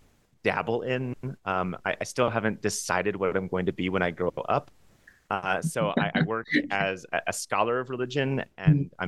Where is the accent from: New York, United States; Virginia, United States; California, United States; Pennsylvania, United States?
California, United States; Los Angeles; growing up in Los Angeles within a conservative evangelical Christian household